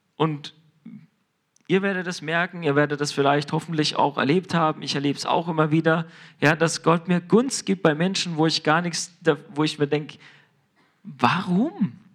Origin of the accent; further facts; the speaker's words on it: Germany; wir als Deutsche